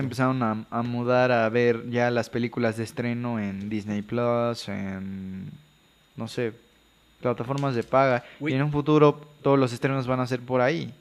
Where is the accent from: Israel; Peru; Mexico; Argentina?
Mexico; Veracruz; soy de Veracruz